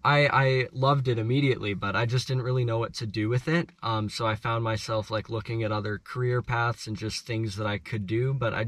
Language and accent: English; Edmonton, Alberta, Canada; So basically, we both come from Edmonton, so where the company starts, and the CEO as well. So we're all from Edmonton, and my journey starts in Edmonton. At about 8 years old, I picked up a snowboard.